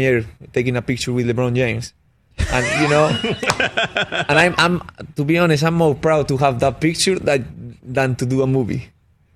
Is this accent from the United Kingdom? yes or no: no; Spain; moved away; coming from Spain, you know, I'm a kid from Spain